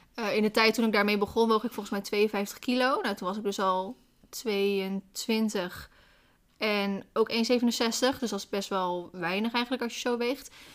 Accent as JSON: {"language": "Dutch", "region": "Randstad", "country": "Netherlands", "moved": "yes", "said": "Ik kom zelf uit de Randstad"}